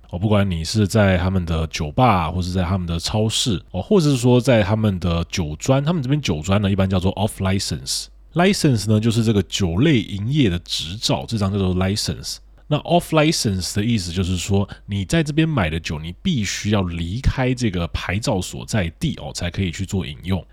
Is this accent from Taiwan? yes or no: yes; Taiwan; 我们台湾人乍看之下还会以为说这里面是要举办什么神秘活动哦